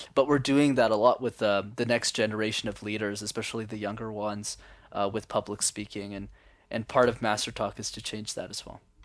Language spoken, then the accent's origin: English; Montreal, Quebec, Canada; I was born and raised in Montreal